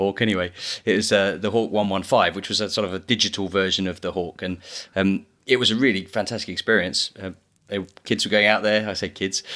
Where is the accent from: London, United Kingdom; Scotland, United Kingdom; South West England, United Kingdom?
London, United Kingdom; Biggin Hill; I grew up in Biggin Hill in Kent